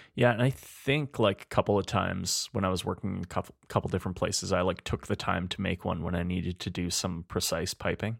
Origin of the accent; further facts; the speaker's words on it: Spruce Grove, Alberta, Canada; also born or lived in Edmonton, Alberta; when I was growing up in Spruce Grove